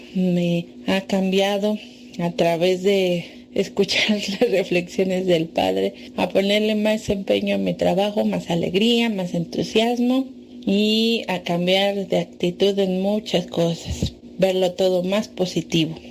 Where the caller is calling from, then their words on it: Mexico City, Mexico; yo los escucho desde Iztapalapa, Ciudad de México